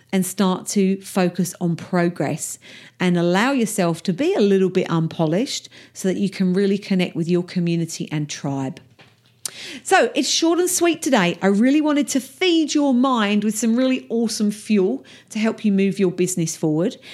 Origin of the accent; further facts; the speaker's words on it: Essex, East of England, United Kingdom; my accent is a little rough around the edges because I'm from Essex in England and that's how we talk